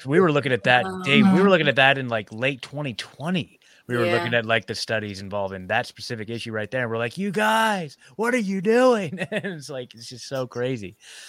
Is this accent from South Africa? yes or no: no; Scotland, United Kingdom; I don't know. I'm Scottish too.